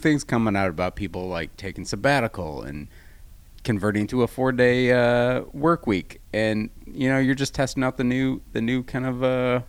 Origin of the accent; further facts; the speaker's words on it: Midwest, United States; like open my eyes like an idiot because I'm from the Midwest